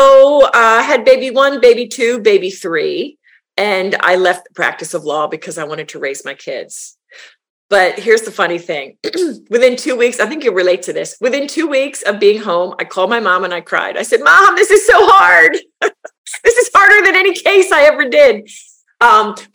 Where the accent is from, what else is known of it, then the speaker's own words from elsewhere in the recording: a suburb of Philadelphia, Pennsylvania, United States; A suburb of Philadelphia